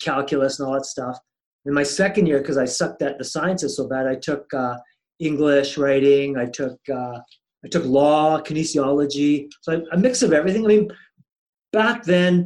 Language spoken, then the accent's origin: English; New Westminster, British Columbia, Canada; now in Calgary, Canada; I'm originally from BC. So I'm a New Westminster born and bred kid. I grew up